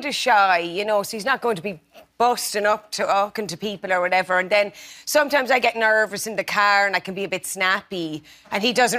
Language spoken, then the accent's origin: English; Tipperary, Ireland; I'm from Tipperary.